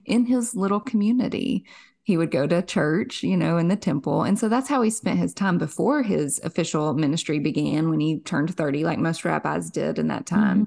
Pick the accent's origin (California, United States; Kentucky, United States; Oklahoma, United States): Kentucky, United States; Somerset; born and raised in Kentucky. Our claim to fame here in Somerset